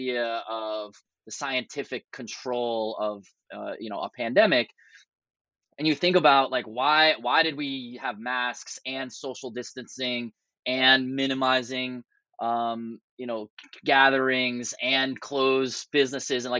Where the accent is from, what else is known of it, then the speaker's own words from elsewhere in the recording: Boston, Massachusetts, United States; moved away; I'm originally from the Boston area